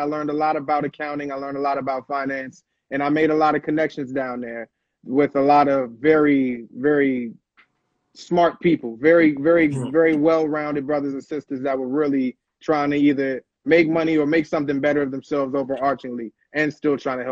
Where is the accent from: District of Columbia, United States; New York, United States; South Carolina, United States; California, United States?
District of Columbia, United States; Washington; Born and raised Northeast D.C. Grew up out of Arboretum